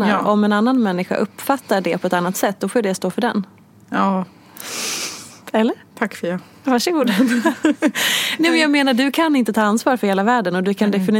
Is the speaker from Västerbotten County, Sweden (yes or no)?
no; Dalarna County, Sweden; ungefär som när jag säger att jag är från Dalarna